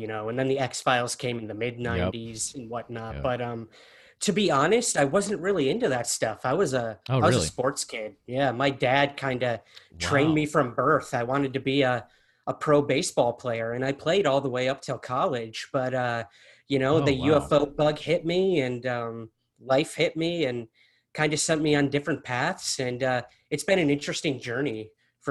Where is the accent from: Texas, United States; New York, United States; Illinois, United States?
New York, United States; Syracuse; moved away; I'm originally from Syracuse, New York.